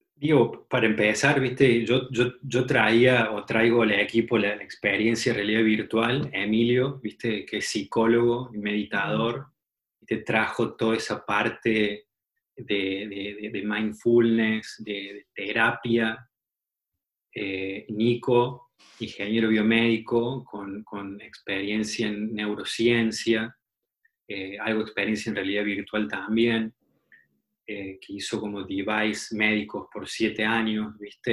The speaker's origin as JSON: {"language": "Spanish", "country": "Argentina", "also_born_or_lived": "Guadalajara, Mexico / Mexico City, Mexico", "moved": "as an adult", "lives_now": "San Francisco, United States", "said": "Cuando llegas a México como, argentino"}